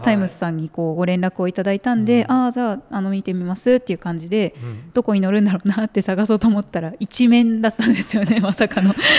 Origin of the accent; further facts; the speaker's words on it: Nakano, Tokyo, Japan; moved away as an adult; now in Shiwa, Japan; 私はもともと東京の中野区出身なんですけど